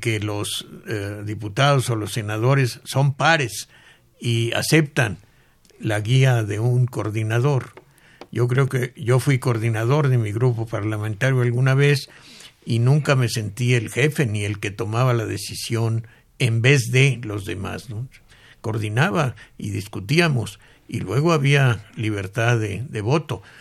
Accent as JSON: {"language": "Spanish", "country": "Mexico", "said": "muchos mexicanos hemos"}